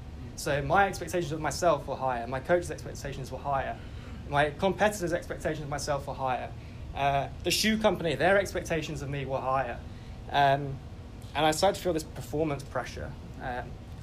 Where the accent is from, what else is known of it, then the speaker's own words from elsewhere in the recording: England, United Kingdom; I grew up as most English boys